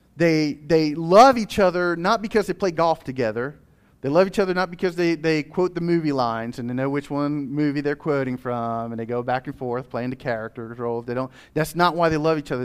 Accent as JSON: {"language": "English", "country": "United States", "said": "as American citizens of this nation"}